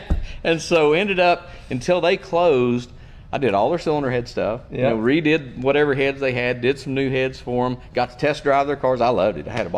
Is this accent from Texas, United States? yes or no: no; Tennessee, United States; moved away as an adult; also born or lived in Madison, North Carolina; I'm from Tennessee.